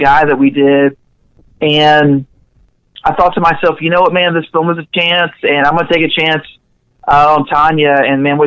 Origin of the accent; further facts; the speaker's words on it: Panama City, Florida, United States; also born or lived in Jackson, Mississippi; my hometown of Panama City